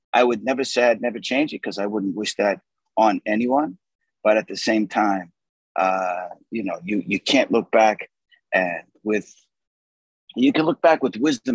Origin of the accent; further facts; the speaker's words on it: Boston, Massachusetts, United States; moved away; also born or lived in Arizona; I'm from South Boston